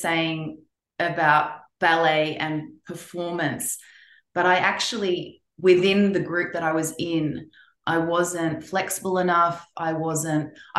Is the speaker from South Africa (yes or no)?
no; Melbourne, Victoria, Australia; born or raised there; moved away as an adult; also born or lived in London / Eindhoven; now in Los Angeles, United States